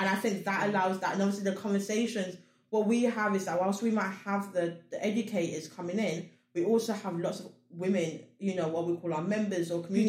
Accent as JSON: {"language": "English", "country": "Sierra Leone", "said": "I'm Africa. I come from Sierra Leone"}